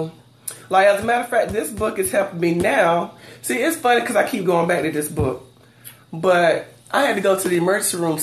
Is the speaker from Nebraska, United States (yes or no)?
no; Dublin, Georgia, United States; I'm from Dublin, Georgia.